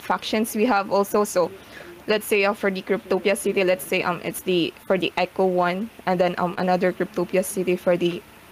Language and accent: English; Philippines; I'm from the Philippines too